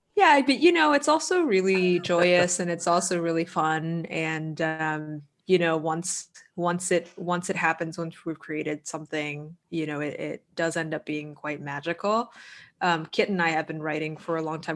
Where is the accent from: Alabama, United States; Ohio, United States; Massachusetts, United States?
Massachusetts, United States; Boston; I'm from Boston